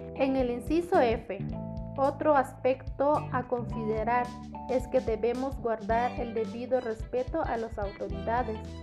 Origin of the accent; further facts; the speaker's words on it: Guatemala; como ciudadano guatemalteco